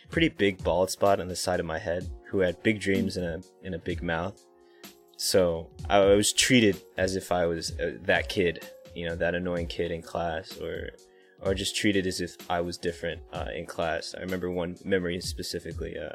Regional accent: Florida, United States; Florida was to me it was a great place to grow up because there's a lot of flat, open land, open trees that you can explore

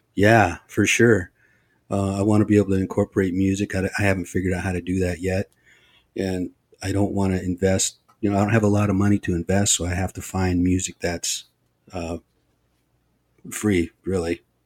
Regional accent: Olympic Peninsula, Washington, United States; I come from a very small band of people over on the Olympic Peninsula, Lower Elwa

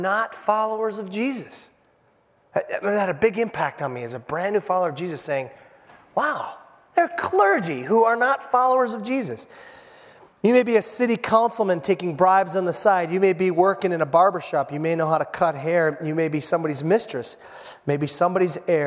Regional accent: Hibbing, Minnesota, United States; I'm from Hibbing, Minnesota

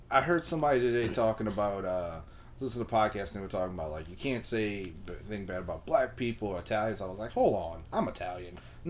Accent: Philippines; Well, I'm Filipino.

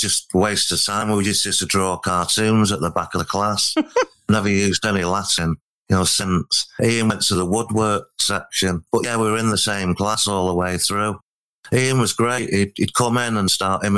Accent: Altrincham, North West England, United Kingdom; I was born in Altrincham, not far from Altrincham Football Club on Grove Lane

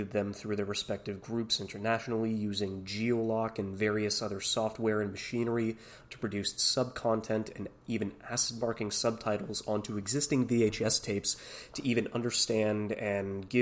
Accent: Canada; a Canadian kid, born and raised

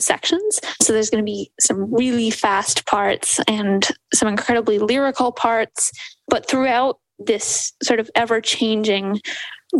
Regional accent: Grand Rapids, Michigan, United States; I am from Grand Rapids, Michigan.

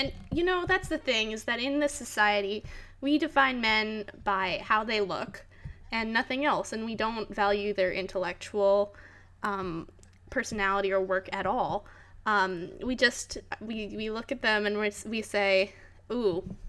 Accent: Florida, United States; I am from Florida.

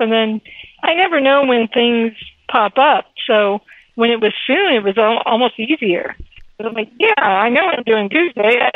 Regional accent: Miami, Florida, United States; now in Los Angeles, United States; I grew up in Miami, so if it doesn't have palm trees, I'm not there.

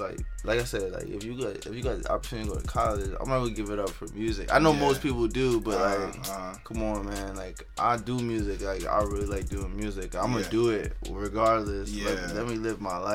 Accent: New York City, New York, United States; also born or lived in Pennsylvania; I'm from Queens

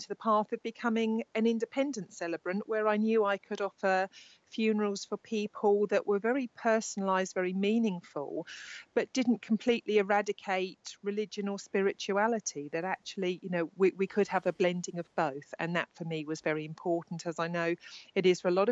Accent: Worthing, South East England, United Kingdom; I live in Worthing in West Sussex. I live down here. This is my hometown where I'm born and bred

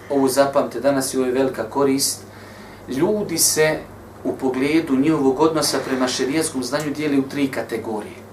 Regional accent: Bosnia & Herzegovina; kod nas u Bosni

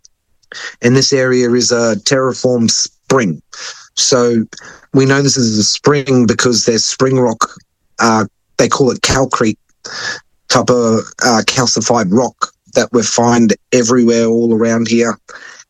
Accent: Wangan and Jagalingou country, central Queensland, Australia; I'm from Wanganjagalingu, which is in central Queensland, just off the coast of Mackay

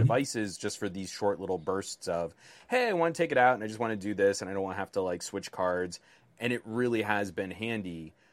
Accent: United States; as a American

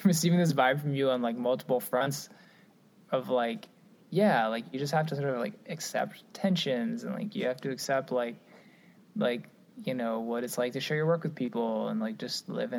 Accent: Cincinnati, Ohio, United States; I'm from Cincinnati, Ohio.

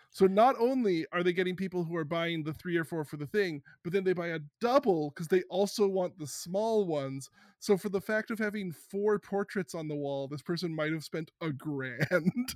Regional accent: Canada; I'm so Canadian

